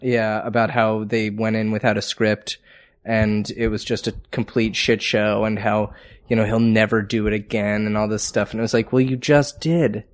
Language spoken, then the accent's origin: English; New Haven, Connecticut, United States; my hometown, New Haven, Connecticut